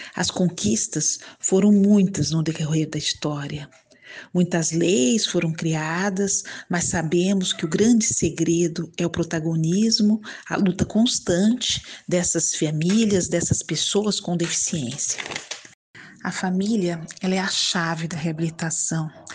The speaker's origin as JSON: {"language": "Portuguese", "area": "Bauru and Campinas", "region": "São Paulo", "country": "Brazil", "tie": "born or raised there", "also_born_or_lived": "Ribeirão Preto", "lives_now": "Santos, Brazil"}